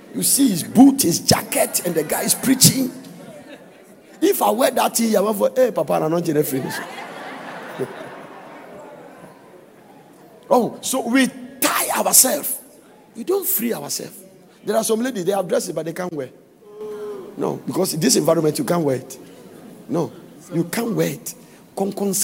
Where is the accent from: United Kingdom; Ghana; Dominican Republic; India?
Ghana; moved away as an adult; now in United States; I am from the beautiful sunny country of Ghana where God lives